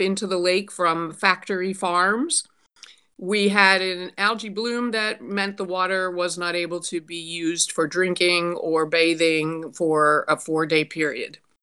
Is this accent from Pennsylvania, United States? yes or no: yes; Pittsburgh, Pennsylvania, United States; now in Toledo, United States; I'm originally from Pittsburgh. Um, have lived in Toledo for thirty years